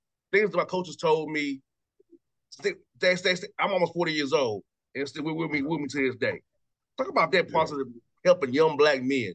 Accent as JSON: {"language": "English", "town": "Atlanta", "region": "Georgia", "country": "United States", "tie": "born or raised there", "said": "I grew up in Atlanta, on the west side of Atlanta"}